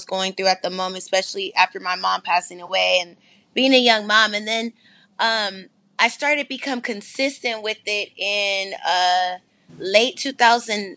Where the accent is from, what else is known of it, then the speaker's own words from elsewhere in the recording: San Francisco, California, United States; also born or lived in Sacramento, California; I'm from San Francisco, California. I lived also in Sacramento, so I'm repping for the NorCal side